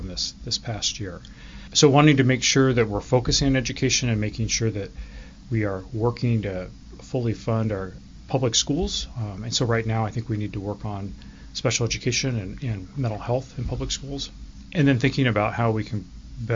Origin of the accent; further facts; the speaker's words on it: Enumclaw, Washington, United States; also born or lived in Oak Harbor, Washington / Seattle, Washington; I grew up here in Washington State, grew up in Enumclaw, and then went to Seattle University